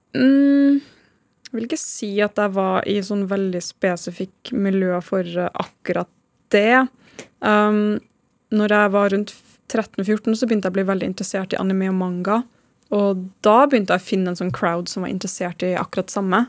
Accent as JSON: {"language": "Norwegian", "town": "Trondheim", "region": "Trøndelag", "country": "Norway", "moved": "yes", "said": "jeg er fra Trondheim"}